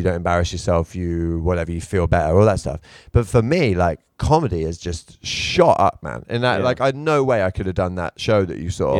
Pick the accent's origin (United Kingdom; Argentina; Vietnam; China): United Kingdom; England; accent: British; moved away as an adult; also born or lived in London; now in Tokyo, Japan; I moved away from England